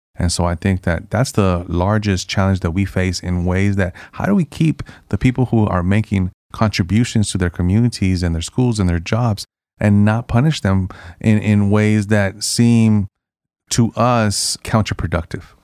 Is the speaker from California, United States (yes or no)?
yes; San Francisco, California, United States; also born or lived in Nicaragua; I grew up in the San Francisco Mission District, which is a historically Hispanic and immigrant neighborhood